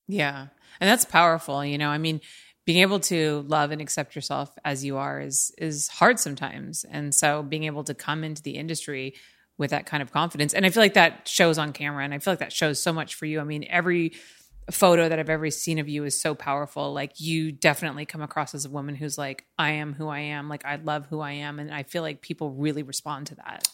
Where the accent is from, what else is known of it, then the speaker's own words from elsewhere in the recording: Los Angeles, California, United States; me and my experience growing up in L